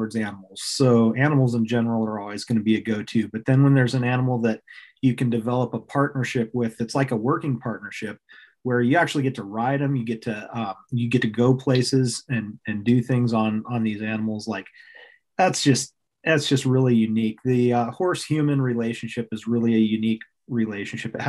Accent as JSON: {"language": "English", "town": "Fairbanks", "region": "Alaska", "country": "United States", "tie": "born or raised there", "also_born_or_lived": "Anchorage, Alaska", "said": "I grew up in Alaska. I was born in Anchorage, Alaska, and moved to Fairbanks shortly thereafter."}